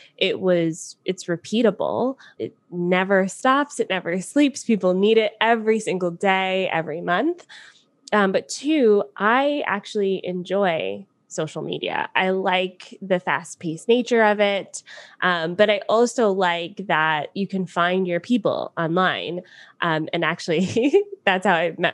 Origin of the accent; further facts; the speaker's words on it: Atlanta, Georgia, United States; moved away as an adult; now in Niagara Falls, Canada; I am from Atlanta originally, and I now live in Niagara Falls, Canada.